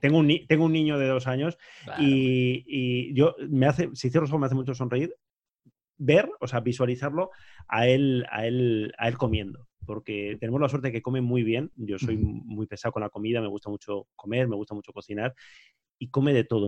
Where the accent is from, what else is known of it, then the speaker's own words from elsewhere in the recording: Basque Country, Spain; soy vasco